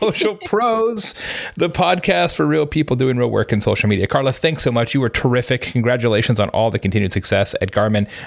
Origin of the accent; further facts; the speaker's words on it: Arizona, United States; I grew up in Arizona